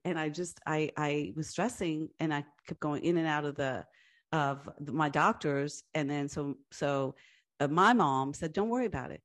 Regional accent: Long Island, New York, United States; first language Spanish; English is a second language; moved away; I grew up in Long Island and Nor-, Long Island, New York in a, uh, Latina family and where English was my second language and, uh, Spanish was my first language

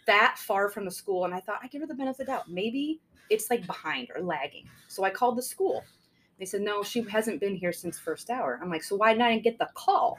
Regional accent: Mineral, Illinois, United States; I did Mineral until eighth grade, and then I went to Bureau Valley ninth grade and, and up

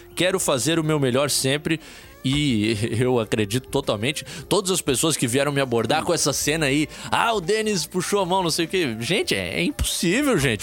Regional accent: Blumenau, Santa Catarina, Brazil; moved away; o Leandro, assim como eu, é blumenauense, assim como eu, é São Paulino. Porque a gente não tinha muita opção quando a gente cresceu lá no Vale do Itajaí

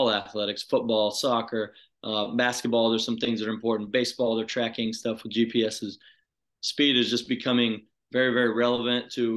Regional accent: Houston, Texas, United States; I grew up in South Texas, so Houston area

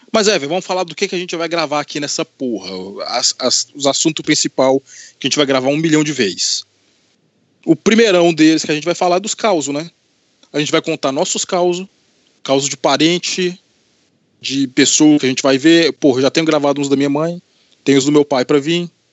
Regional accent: Anápolis, Goiás, Brazil; also born or lived in Governador Valadares, Minas Gerais / Divinópolis, Minas Gerais; eu mudei para Anápolis, Goiás, para casa do meu avô.

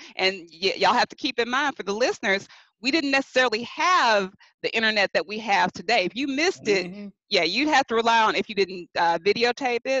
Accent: Arkansas, United States; I'm from Arkansas

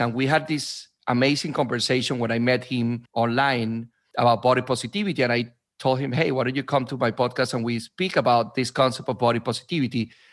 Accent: Venezuela; also born or lived in New York / New Jersey; now in United States; I am originally from Venezuela, but I've been in, in New York, New Jersey, in different places for 16, 17 years now.

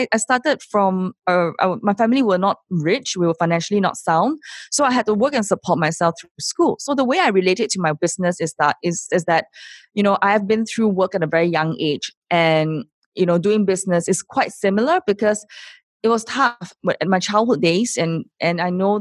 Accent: Singapore; I am from Singapore

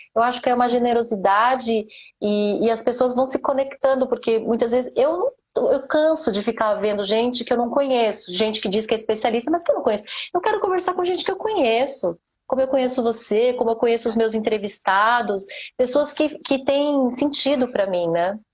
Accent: Brazil; moved away as an adult; also born or lived in Japan; eu nasci no Brasil, eu era pobre

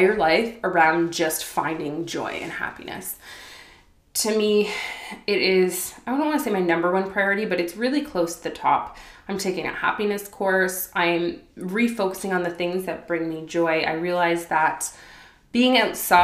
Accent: Ottawa, Ontario, Canada; Growing up in Ottawa, Canada, I'm very sheltered

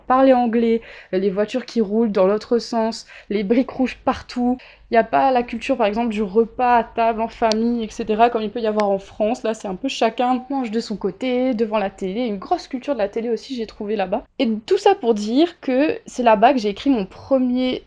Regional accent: Réunion; also born or lived in Grenoble / England / Toulouse; Je viens de l'île de la Réunion. Je suis née, j'ai grandi et je vis actuellement sur l'île de la Réunion

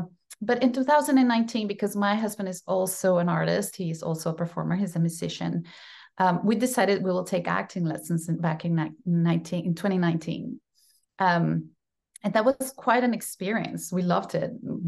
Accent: Alajuela, Costa Rica; I actually walked myself into an audition at the Conservatory of Music in the hometown where I grew up in Alajuela in Costa Rica.

